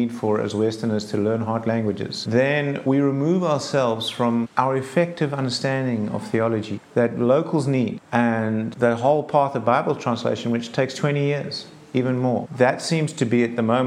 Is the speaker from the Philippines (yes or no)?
no; South Africa; first language English; moved away; I'm English, South African English. A lot of people don't believe me. They think I'm Afrikaans because I'm white and I'm South African